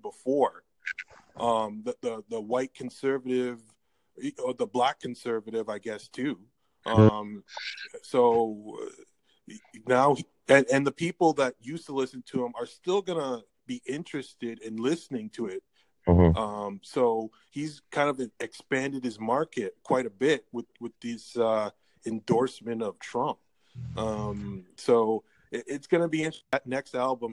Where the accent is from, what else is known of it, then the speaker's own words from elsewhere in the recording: Toronto, Ontario, Canada; I'm from the Toronto area